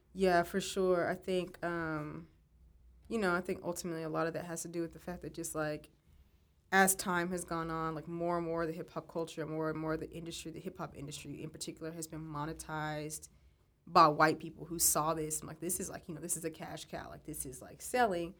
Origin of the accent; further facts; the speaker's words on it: West Texas, United States; moved away; I'm from West Texas